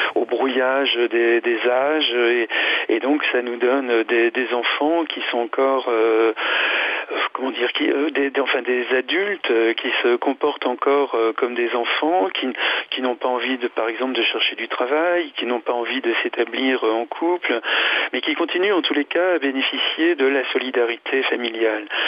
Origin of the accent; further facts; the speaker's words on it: France; chez nous en France